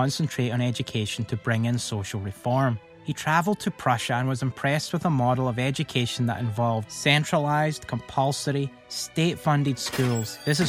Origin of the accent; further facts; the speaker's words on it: Lanarkshire, Scotland, United Kingdom; also born or lived in Texas; now in United States; I'm from Lanarkshire, Scotland, so I took an opportunity to go back home to visit a place called New Lanark.